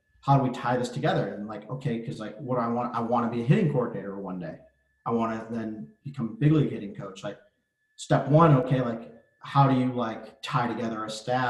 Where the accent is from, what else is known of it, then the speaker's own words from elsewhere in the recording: Avon Lake, Ohio, United States; moved away as an adult; also born or lived in Arizona / Mississippi; now in Pittsburgh, United States; I grew up in Avon Lake, Ohio